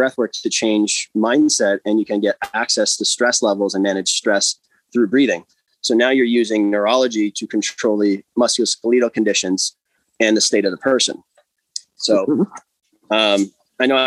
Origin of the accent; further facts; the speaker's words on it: Alliston, Ontario, Canada; also born or lived in United States; So, I grew up in Alliston, and then undergrad went to the US for a soccer scholarship. Came back.